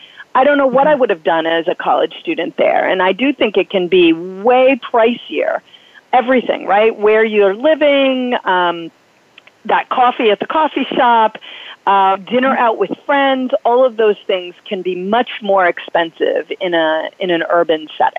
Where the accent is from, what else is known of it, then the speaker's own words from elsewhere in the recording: Massachusetts, United States; I grew up in Massachusetts